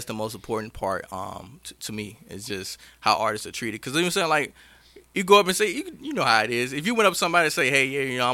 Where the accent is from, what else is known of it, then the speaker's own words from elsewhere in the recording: Mississippi, United States; now in Augusta, United States; I'm actually from Mississippi.